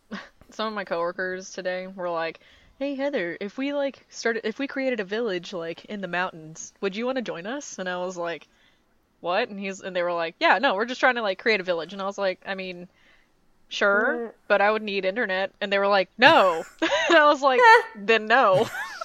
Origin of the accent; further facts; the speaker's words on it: Boston, Massachusetts, United States; Yep, from Boston.